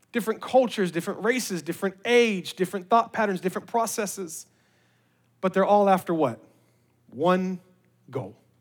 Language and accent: English; Memphis, Tennessee, United States; we're from Memphis